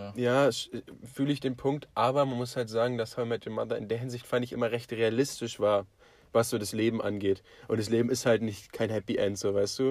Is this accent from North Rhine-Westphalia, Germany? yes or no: no; Potsdam, Brandenburg, Germany; wir sind aus Potsdam